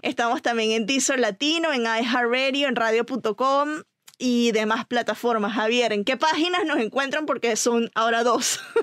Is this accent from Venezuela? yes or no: yes; Venezuela; moved away